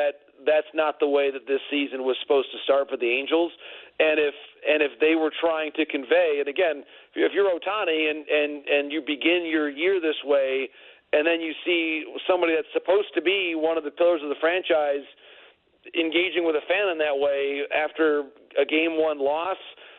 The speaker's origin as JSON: {"language": "English", "region": "Michigan", "country": "United States", "tie": "born or raised there", "said": "my home state there, home region"}